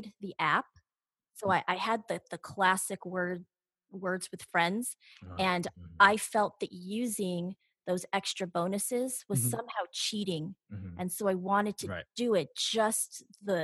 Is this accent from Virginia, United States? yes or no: no; Los Angeles, California, United States; also born or lived in Glendale; I grew up in Sun Valley